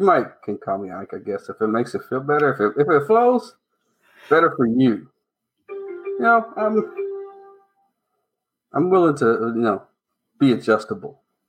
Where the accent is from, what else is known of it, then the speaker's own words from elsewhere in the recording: Dayton, Ohio, United States; moved away as an adult; also born or lived in Indianapolis, Indiana; now in Atlanta, United States; I'm from Dayton, Ohio. Originally born and raised.